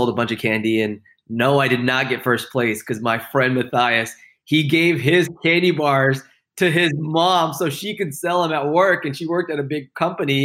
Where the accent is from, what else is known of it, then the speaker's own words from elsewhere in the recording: Houston, Texas, United States; I grew up in Houston, Texas